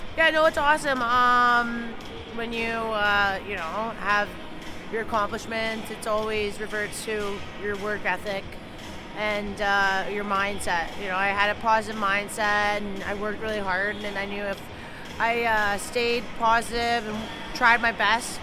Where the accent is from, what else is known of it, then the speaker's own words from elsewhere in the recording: Toronto, Ontario, Canada; I grew up in Toronto